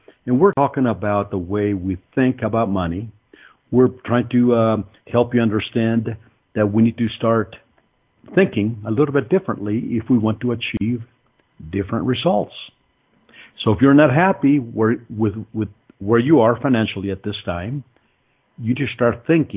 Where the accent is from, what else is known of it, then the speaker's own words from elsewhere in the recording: Mexico City, Mexico; also born or lived in Greenfield, Iowa; now in Colorado, United States; I came from Mexico City. And my family was not a wealthy family by any means.